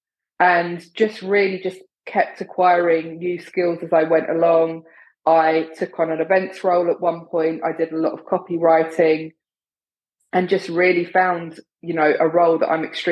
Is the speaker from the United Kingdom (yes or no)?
yes; London, United Kingdom; now in New York City, United States; I'm originally from London in the UK